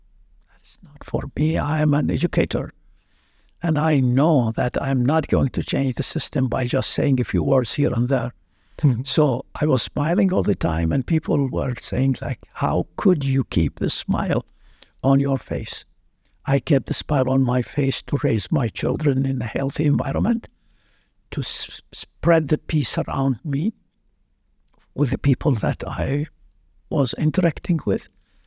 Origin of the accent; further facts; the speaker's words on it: Baghdad, Baghdad Governorate, Iraq; moved away as an adult; now in Iowa, United States; I'm from Baghdad, Iraq